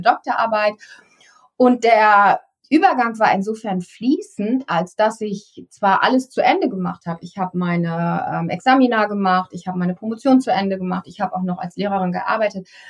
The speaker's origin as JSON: {"language": "German", "area": "East Frisia", "region": "Lower Saxony", "country": "Germany", "tie": "born or raised there", "said": "ich bin in Ostfriesland groß geworden"}